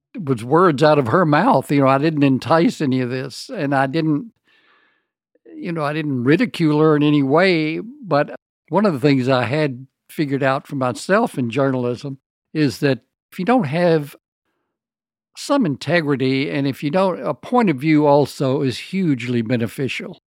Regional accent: the American South, United States; moved away as an adult; also born or lived in New Orleans, Louisiana; Southern writers

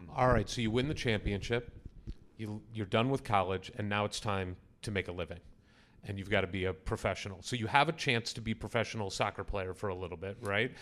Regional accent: St. Louis, Missouri, United States; my hometown school, Saint Louis University

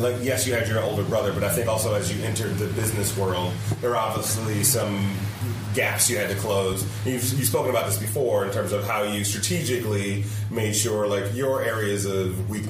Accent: Michigan, United States; I grew up in Michigan.

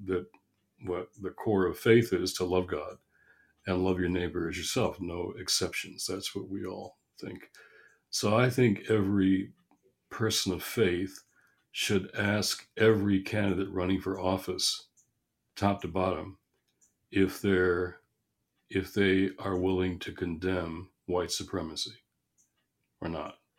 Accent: Michigan, United States; my home state of Michigan

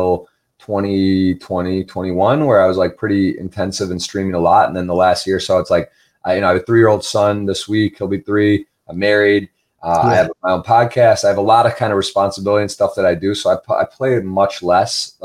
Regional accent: Ann Arbor, Michigan, United States; also born or lived in South Carolina / Baltimore; I was from Ann Arbor, Michigan

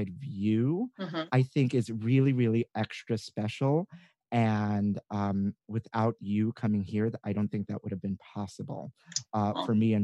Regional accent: New York City, New York, United States; being a New Yorker because I'm born and raised here

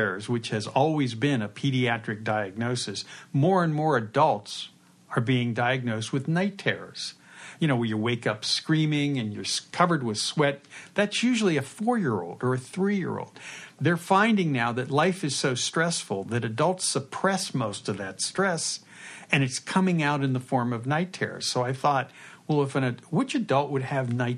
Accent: Pittsburgh, Pennsylvania, United States; moved away; born and raised in Pittsburgh and went to Pitt, just like me

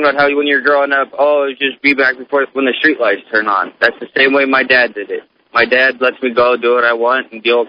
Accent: Council Bluffs, Iowa, United States; I grew up in Counts Bluffs

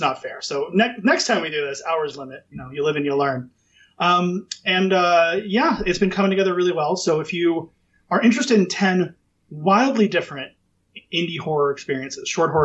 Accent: United States; I'm such an American

